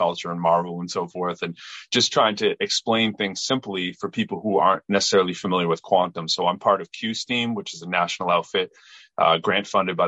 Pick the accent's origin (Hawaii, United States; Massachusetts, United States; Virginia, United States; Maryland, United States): Massachusetts, United States; Lowell; moved away; also born or lived in Chelmsford, Massachusetts; I'm from Massachusetts. I'm originally from Lowell. Went to Chelmsford High School, moved back to Lowell to go to UMass Lowell for undergrad and my master's in math. And later I taught at Lowell High